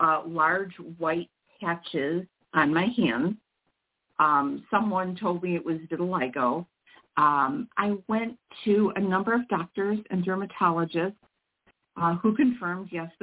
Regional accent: Mount Prospect, Illinois, United States; also born or lived in northwest suburbs of Chicago; I'm not terribly far from where I grew up in Mount Prospect, Illinois

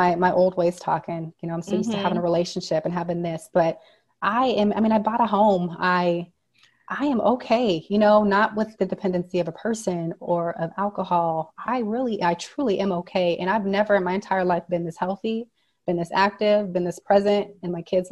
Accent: Nevada, United States; now in Arizona, United States; we are from Nevada. My parents were in the casinos

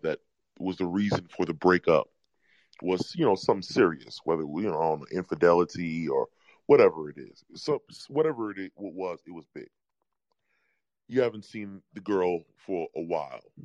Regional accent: New York, United States; I'm from New York

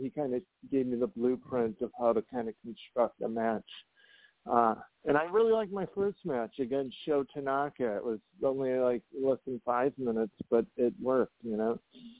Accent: Hammond, Indiana, United States; the Hammond Civic Center, like my hometown.

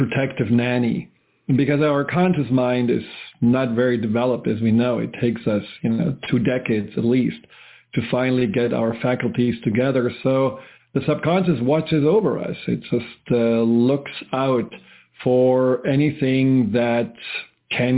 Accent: Germany; moved away; where I grew up in Germany

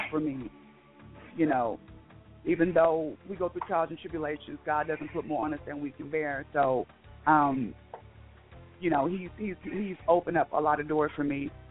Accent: Okmulgee, Oklahoma, United States; now in Waco, United States; I'm from Okmulgee, Oklahoma

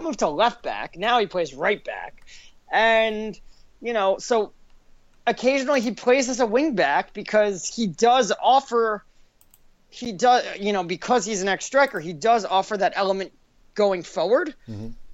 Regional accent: United States; I'm American

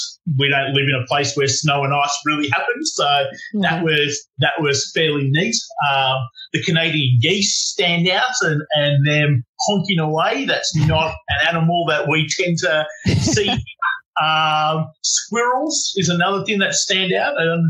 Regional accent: Melbourne, Victoria, Australia; So I grew up in Melbourne. So that's another city. We're up in Sydney at the moment.

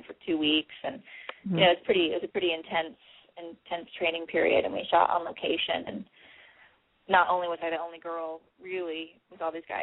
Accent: Hawaii, United States; I grew up in Hawaii

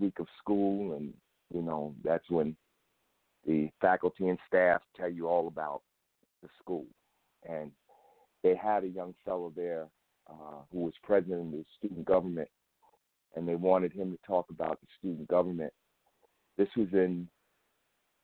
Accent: Newark, New Jersey, United States; I was raised in Newark, New Jersey. I'm a product of Newark Public Schools.

